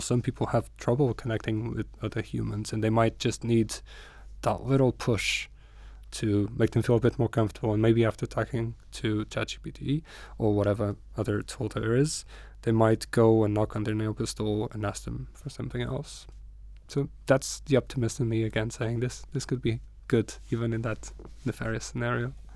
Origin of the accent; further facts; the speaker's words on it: Porto, Norte, Portugal; English is a second language; moved away as an adult; now in Newcastle, United Kingdom; it reminds me of my hometown a lot. I come from Porto